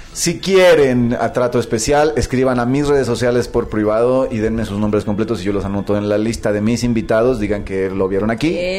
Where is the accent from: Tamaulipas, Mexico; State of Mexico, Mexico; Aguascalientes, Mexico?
Tamaulipas, Mexico; Ciudad Victoria; de Ciudad Victoria, de Tamaulipas, de donde yo soy